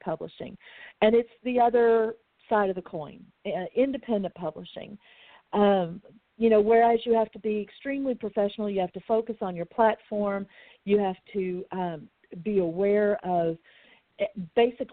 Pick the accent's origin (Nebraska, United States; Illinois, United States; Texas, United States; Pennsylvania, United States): Texas, United States; I'm from Texas. It was all called cussing here when I was growing up